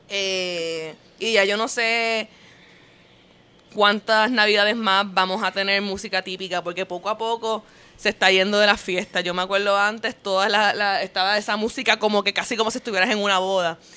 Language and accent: Spanish; Puerto Rico; moved away as an adult; also born or lived in New York; Yo cuando vivía en, Puerto Rico en high school